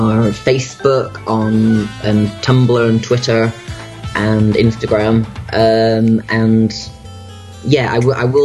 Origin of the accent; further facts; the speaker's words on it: Manchester, North West England, United Kingdom; my hometown of Manchester in the UK